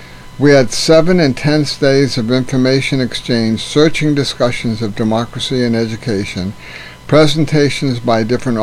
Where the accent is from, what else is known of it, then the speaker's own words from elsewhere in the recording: United States; accent: American; At first, one interpreter had trouble with my American accent